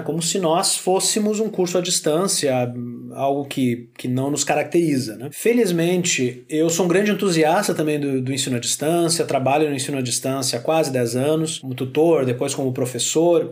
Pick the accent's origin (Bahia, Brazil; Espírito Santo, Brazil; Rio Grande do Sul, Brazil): Rio Grande do Sul, Brazil; Santa Maria; sou natural de Santa Maria